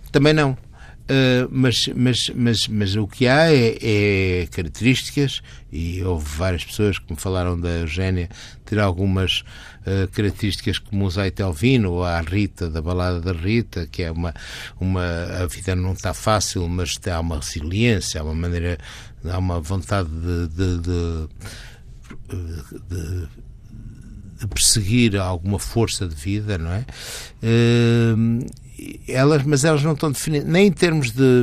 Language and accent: Portuguese; Porto, Porto District, Portugal; moved away as an adult; also born or lived in Geneva / France / Vancouver; now in Lisbon, Portugal; é a minha cidade natal e até é a minha raiz.